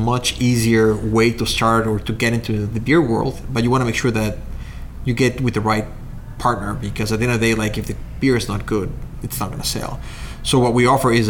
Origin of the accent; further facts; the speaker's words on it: Mexico; moved away as an adult; also born or lived in Chicago, United States; now in Waunakee, United States; I'm originally from Mexico.